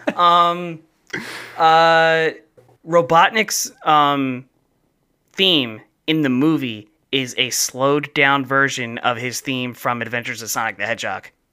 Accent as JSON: {"language": "English", "region": "New Jersey", "country": "United States", "accent": "South Jersey, Philadelphia", "moved": "yes", "said": "I have more of like a South Jersey, Philadelphia accent that comes out."}